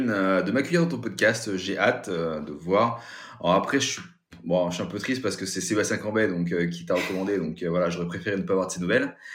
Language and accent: French; Kathmandu, Bagmati, Nepal; born there; moi je suis né, tu vois, au Népal, à Katmandou.